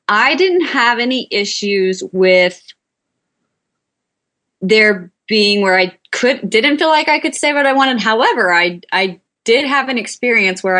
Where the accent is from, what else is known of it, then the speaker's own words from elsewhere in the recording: Georgia, United States; I'm even from Georgia and not a city girl